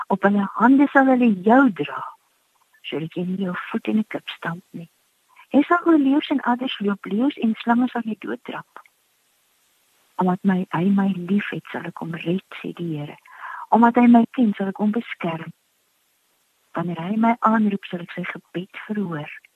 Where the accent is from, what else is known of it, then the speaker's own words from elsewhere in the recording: South Africa; ons as Suid-Afrikaners